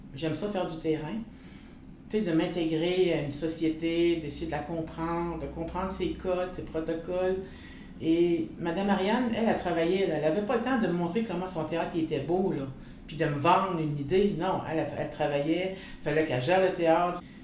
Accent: Canada; first language French; en tant que femme inou libre

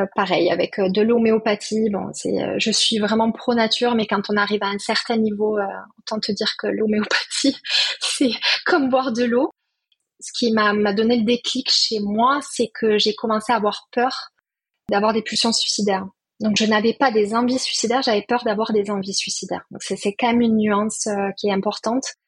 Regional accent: Perpignan, Occitania, France; now in Toulouse, France; Je suis née à Perpignan, très attachée au sud.

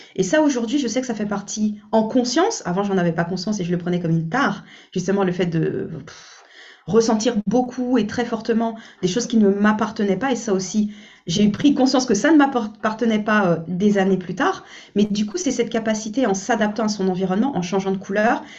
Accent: French Guiana; je suis originaire de la Guyane

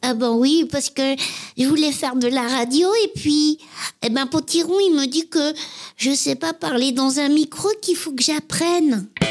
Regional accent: Paris, Île-de-France, France; j'ai grandi à Paris. Je suis vraiment une titi parisienne, euh, montmartroise

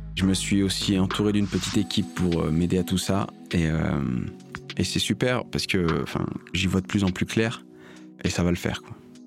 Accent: Lyon, Auvergne-Rhône-Alpes, France; Je viens de Lyon

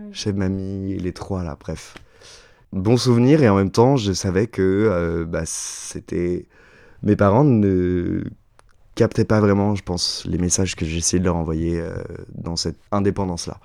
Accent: Chaponost, Auvergne-Rhône-Alpes, France; also born or lived in Oullins; j'ai grandi à Chaponneau, un petit village dans l'ouest lyonnais

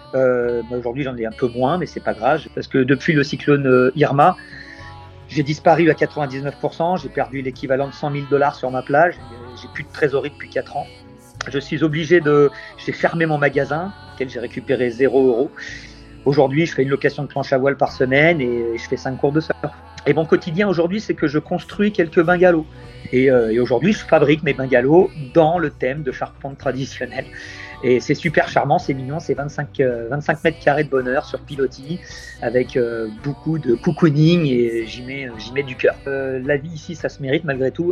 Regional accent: Tours, Centre-Val de Loire, France; now in Saint Martin; moi je suis né en Indre-et-Loire, sur le North Shore de Tours

